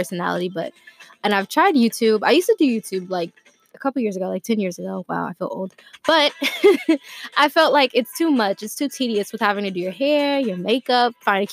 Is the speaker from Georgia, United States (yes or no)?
yes; Atlanta, Georgia, United States; I'm from Atlanta, Georgia